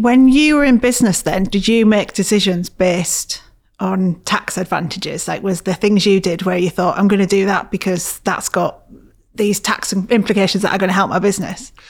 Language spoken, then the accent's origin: English; Middlesbrough, North East England, United Kingdom; I grew up in Middlesbrough, a place where, as I'm sure you know, has a lot of problems.